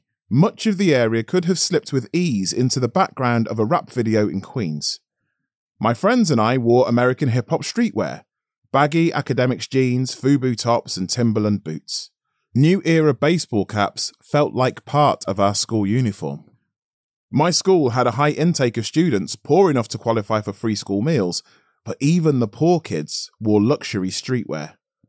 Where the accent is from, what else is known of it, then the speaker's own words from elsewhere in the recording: Tottenham, London, United Kingdom; I grew up in Tottenham, North London, a multiracial area between the city and the Hertfordshire suburbs